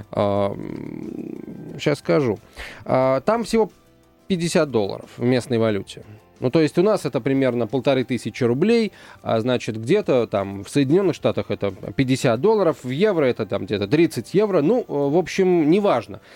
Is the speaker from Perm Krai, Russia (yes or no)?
no; Moscow, Russia; В Москве мы, москвичи